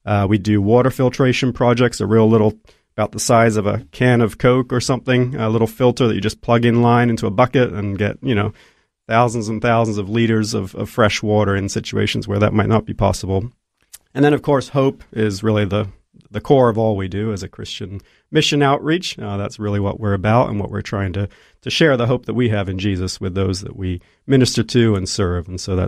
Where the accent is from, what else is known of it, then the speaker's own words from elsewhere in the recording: Côte d’Ivoire; Mom and Dad are Aussies, and I was actually born and raised in Ivory Coast in West Africa.